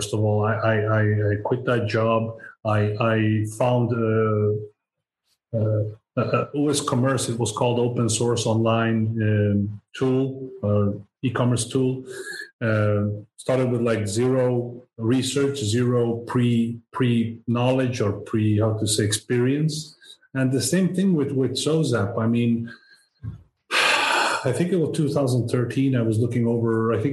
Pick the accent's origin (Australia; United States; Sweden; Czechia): Sweden; I'm born Swedish. I am Swede. My parents and grandparents came here from Serbia